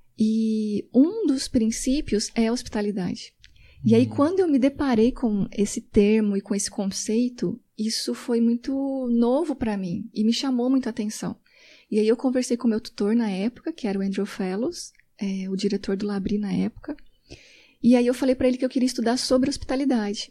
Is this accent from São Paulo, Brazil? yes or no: no; Paraná, Brazil; now in Belo Horizonte, Brazil; eu sou do Paraná uhum. e moro em Belo Horizonte há 17 anos